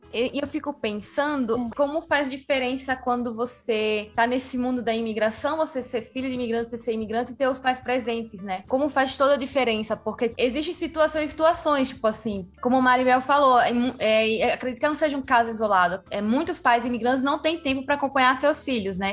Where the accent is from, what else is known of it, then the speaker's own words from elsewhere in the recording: Rio Grande do Norte, Brazil; also born or lived in Bolivia; eu cresci já no Rio Grande do Norte